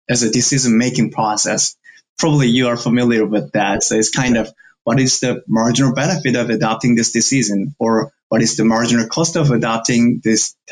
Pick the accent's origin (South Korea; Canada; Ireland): South Korea; now in United States; I'm from South Korea